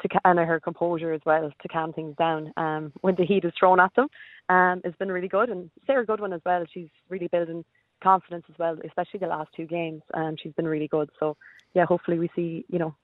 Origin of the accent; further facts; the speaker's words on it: Bohola, Connacht, Ireland; moved away as an adult; now in Adelaide, Australia; we're from County Mayo, in a tiny little village called Bohola